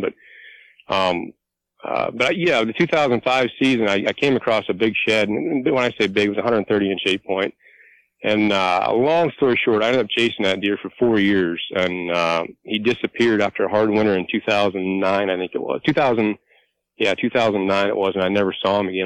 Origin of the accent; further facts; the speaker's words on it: Clearfield County, Pennsylvania, United States; moved away as an adult; now in Tioga County, Pennsylvania, United States; I'm originally from Clearfield County, and I'm 43 years old